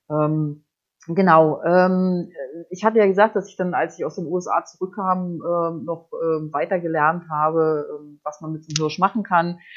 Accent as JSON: {"language": "German", "region": "Baltic coast", "country": "Germany", "tie": "born or raised there", "said": "Ich bin ja an der Ostsee aufgewachsen und angeln äh, also äh, ich bin auch mit der Angel in der Hand geboren, so"}